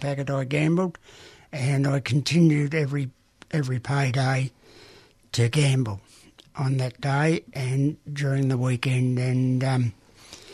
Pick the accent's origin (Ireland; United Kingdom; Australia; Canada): Australia; Gippsland, Victoria; On a dairy farm, Soldier Settlement Farm in Gippsland, and there was nine children